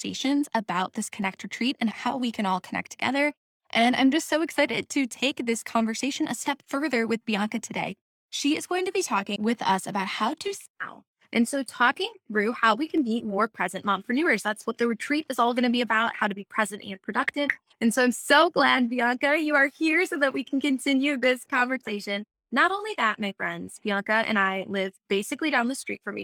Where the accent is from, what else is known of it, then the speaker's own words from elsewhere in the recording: Sugar Falls, Ohio, United States; my hometown of Sugar Falls, Ohio